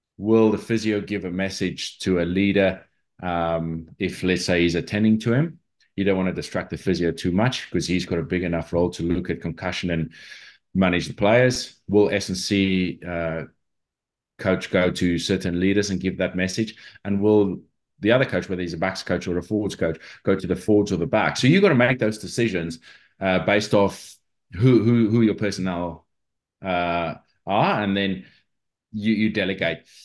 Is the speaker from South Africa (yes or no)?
yes; South Africa; moved away; I grew up in South Africa